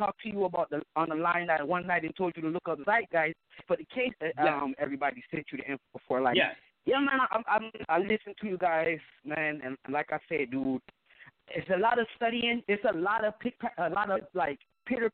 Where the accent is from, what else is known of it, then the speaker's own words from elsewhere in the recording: Detroit, Michigan, United States; I live in Detroit, Michigan, all right? My mother is from Detroit. My father from Jamaica. And I grew up here in Detroit